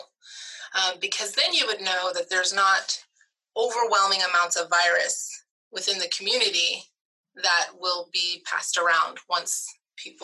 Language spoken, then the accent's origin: English; Stillwater, Oklahoma, United States; moved away as an adult; also born or lived in Indiana / Michigan / New York / Houston, Texas; I was born and raised in Stillwater, Oklahoma